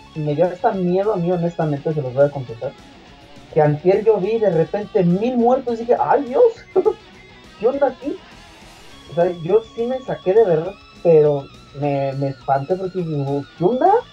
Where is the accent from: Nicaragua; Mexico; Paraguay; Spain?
Mexico; nosotros que somos mexicanos